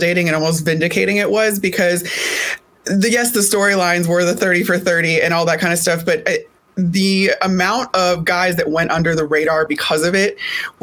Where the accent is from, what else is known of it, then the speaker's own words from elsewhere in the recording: Elmhurst, Illinois, United States; moved away; I grew up outside of Chicago